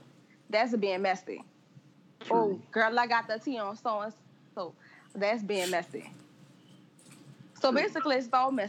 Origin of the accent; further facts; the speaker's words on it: Terrytown, Louisiana, United States; I lived in the West Bank all my life, you know. We civilized over there.